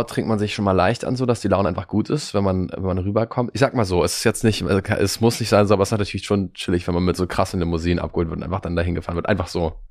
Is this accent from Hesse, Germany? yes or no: no; Cologne, North Rhine-Westphalia, Germany; now in Berlin, Germany; Nee, ich komme aus Köln eigentlich.